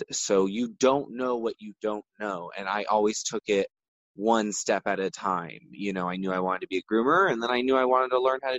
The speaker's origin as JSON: {"language": "English", "town": "Bakersfield", "region": "California", "country": "United States", "tie": "born or raised there", "also_born_or_lived": "San Francisco", "said": "I was born and raised in Central California"}